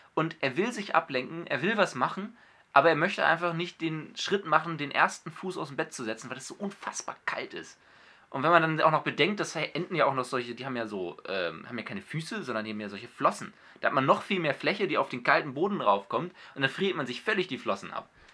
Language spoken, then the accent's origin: German; Hamburg, Germany; ich bin ja Hamburger